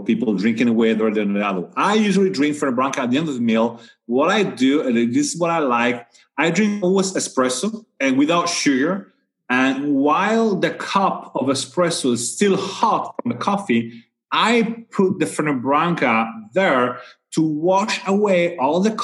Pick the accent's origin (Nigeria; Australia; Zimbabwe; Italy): Italy; Sardinia; moved away; I come from Sardinia